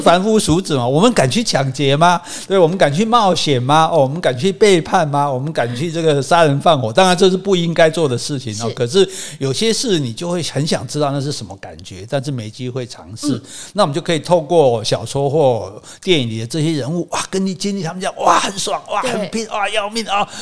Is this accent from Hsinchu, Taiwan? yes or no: yes; Hsinchu, Taiwan; 我们新竹高中旁边是新竹商校， 旁边还是那个二女中